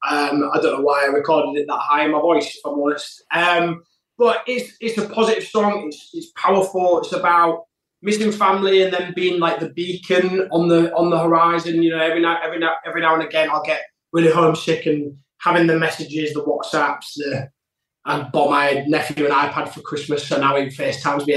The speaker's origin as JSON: {"language": "English", "region": "Yorkshire and the Humber", "country": "United Kingdom", "tie": "born or raised there", "also_born_or_lived": "London", "said": "I live up in Yorkshire, like my hometown"}